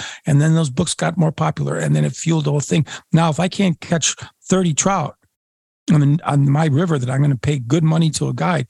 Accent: Great Lakes, United States; So here is why I am so adamant to Euro nymphing is because I grew up in the Great Lakes.

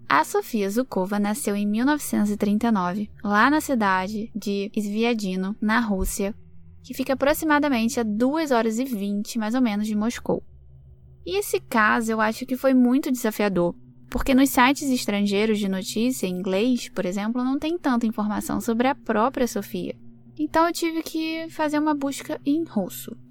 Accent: Rio de Janeiro, Brazil; now in Lisbon, Portugal; eu sou do Rio de Janeiro, mas eu vivo em Lisboa, Portugal

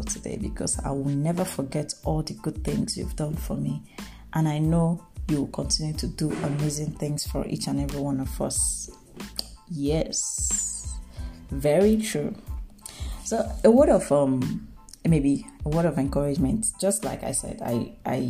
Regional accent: Nigeria; I am a Nigerian.

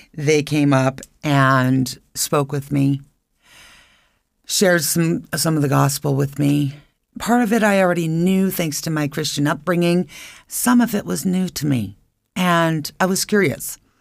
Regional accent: Albuquerque, New Mexico, United States; moved away as an adult; also born or lived in Phoenix, Arizona; now in Idaho Falls, United States; I was born and raised in Albuquerque, New Mexico, and I was currently living in Phoenix for many years.

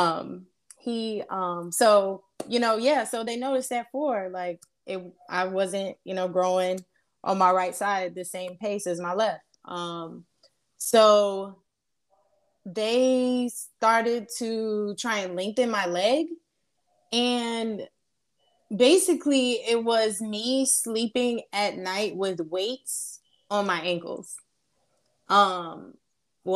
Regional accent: Charleston, South Carolina, United States; also born or lived in Georgia; I am originally from Charleston, but I was born in Georgia

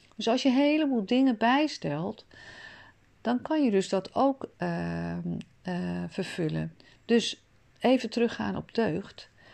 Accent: Amsterdam, North Holland, Netherlands; Ik zelf ben een stadsmens, ik ben in Amsterdam geboren.

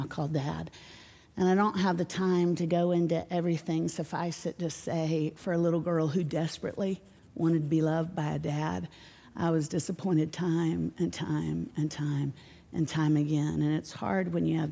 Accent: Orlando, Florida, United States; now in Nashville, United States; I grew up in Orlando

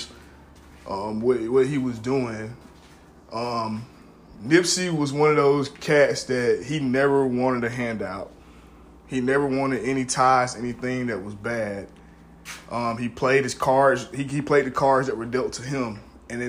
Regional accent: Middle Georgia, United States; I grew up in Middle Georgia

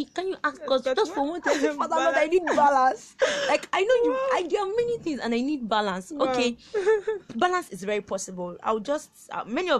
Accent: Kwara, Nigeria; I'm from Kwara State

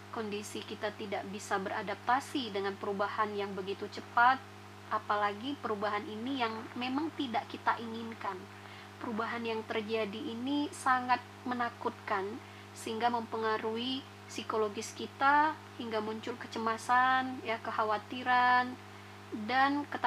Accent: Palembang, South Sumatra, Indonesia; now in Malang, Indonesia; Namun, asli saya berasal dari Sumatera Selatan, tepatnya di kota MPMP.

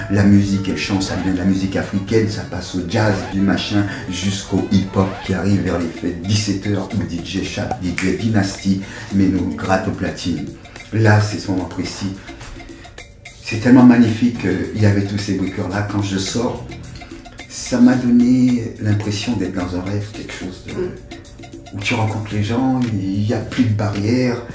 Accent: Martinique; also born or lived in Dugny, France; now in France; Je viens de la Martinique. Je pars de la Martinique en 1974 et j'arrive dans les périodes du mois de juin en France, dans une commune qui s'appelle Duny

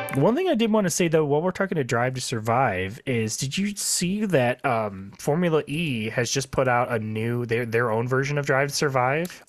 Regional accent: Midwest, United States; we're from the Midwest

